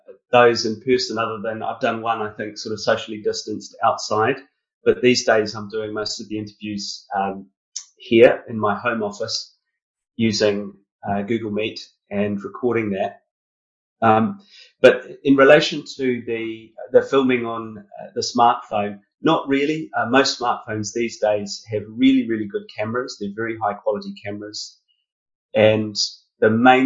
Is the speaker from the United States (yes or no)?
no; New Zealand; moved away as an adult; also born or lived in United Kingdom; I grew up in New Zealand.